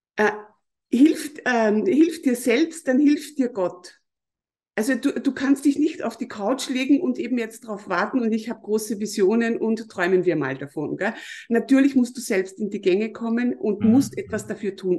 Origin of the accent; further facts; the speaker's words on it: Mostviertel, Lower Austria, Austria; ich komme aus Österreich, ich komme aus dem Mostviertel, das ist in Niederösterreich. Mhm. Ich bin hier auf einem Bauernhof aufgewachsen